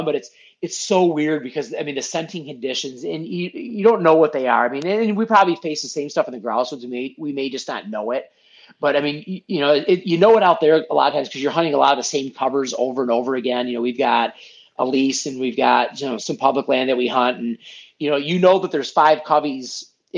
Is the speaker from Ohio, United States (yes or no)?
no; Muskegon, Michigan, United States; also born or lived in Grand Haven, Michigan; I was born and raised in Muskegon, which is just probably 25 minutes north of where I live now